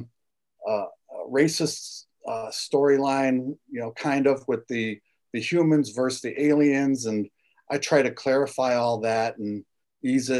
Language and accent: English; Lake County, Illinois, United States; also born or lived in Chicago; I was born in Chicago and moved out to Lake County, Illinois in 73.